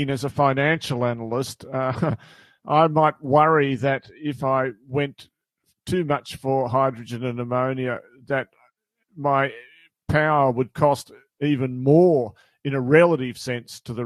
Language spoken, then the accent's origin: English; Australia; as an Australian